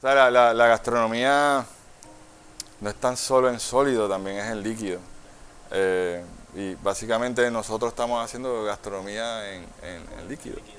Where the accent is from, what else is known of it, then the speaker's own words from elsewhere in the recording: San Juan, Puerto Rico; also born or lived in Santurce, San Juan; Yo, yo soy de Río Piedra, pero nací en Santurce